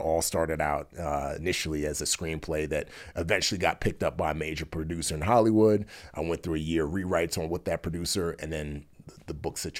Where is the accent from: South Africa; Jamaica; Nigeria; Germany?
Nigeria; born there; Yeah, I was actually born in Nigeria, and I was born into a super wealthy family.